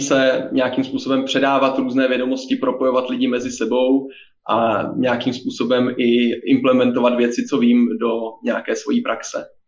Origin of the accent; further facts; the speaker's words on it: Czechia; ze Slovenska nejsem, jsem z České republiky, jak asi poznají všichni posluchači podle uh, mého přízvuku